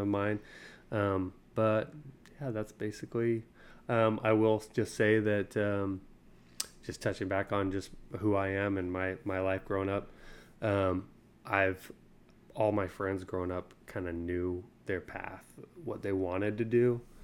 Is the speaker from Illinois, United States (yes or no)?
no; Utah, United States; moved away as an adult; now in Tennessee, United States; Born and raised in Utah.